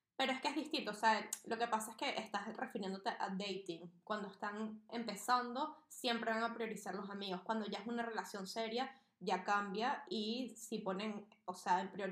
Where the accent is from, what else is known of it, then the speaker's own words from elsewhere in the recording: Venezuela; moved away as an adult; also born or lived in Barcelona; Yo me fui muy joven de Venezuela, yo me fui a los 18.